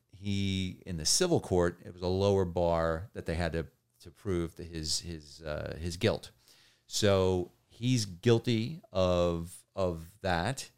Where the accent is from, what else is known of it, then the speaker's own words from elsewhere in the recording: New Jersey, United States; also born or lived in New York; grew up in New Jersey and, and New York